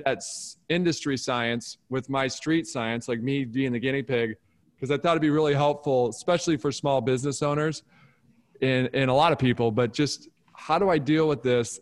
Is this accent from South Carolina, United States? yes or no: no; Detroit, Michigan, United States; I grew up in Detroit